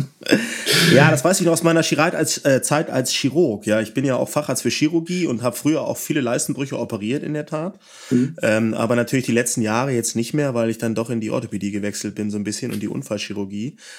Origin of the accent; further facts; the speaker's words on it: Northern Germany, Germany; Ich komme ja aus dem Norden